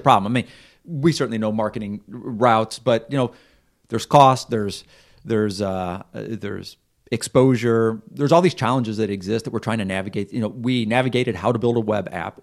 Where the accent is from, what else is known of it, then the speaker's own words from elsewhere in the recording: Missouri, United States; moved away as an adult; we're from Missouri